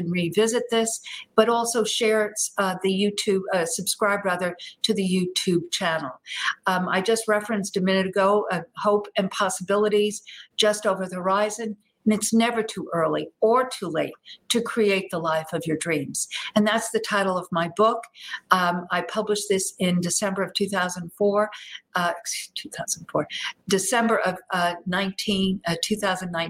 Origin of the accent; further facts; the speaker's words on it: New York area, United States; moved away as an adult; now in Texas, United States; a New York girl deep in the heart of Texas as a young gal, a young child, and then growing up in the New York area during the 60s and 70s